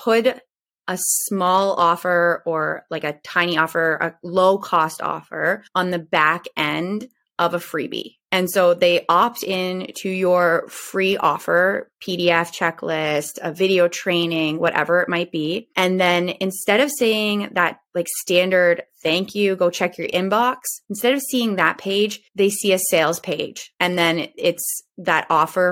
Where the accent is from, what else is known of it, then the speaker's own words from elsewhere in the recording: Ontario, Canada; I'm in Ontario, Canada. So I'm a Canadian